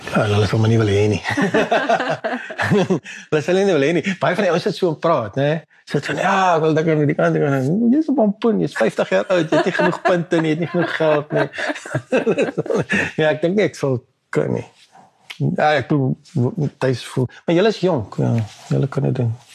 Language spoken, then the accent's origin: Afrikaans; South Africa; ek is Afrikaner, jy weet, dis dis wie ek is